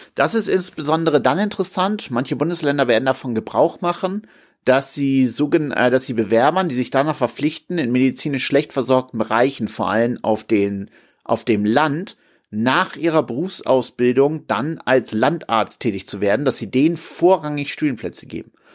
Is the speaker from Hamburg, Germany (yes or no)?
yes; Hamburg, Germany; Hamburg, meine Heimatstadt